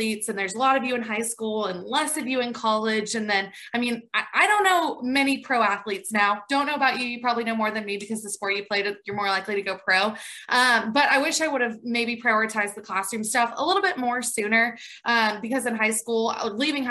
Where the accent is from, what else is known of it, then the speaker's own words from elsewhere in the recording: Franklin, Tennessee, United States; moved away as an adult; now in Macon, United States; From Franklin, Tennessee, currently live in Macon, Georgia